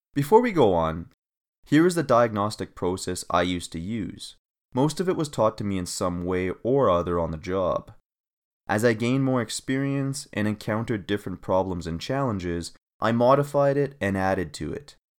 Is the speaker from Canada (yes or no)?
yes; Canada; moved away as an adult; also born or lived in Australia; my home country, Canada